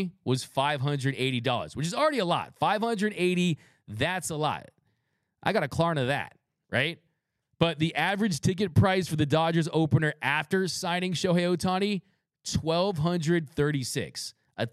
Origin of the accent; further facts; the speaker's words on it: West Coast, United States; I'm from the West Coast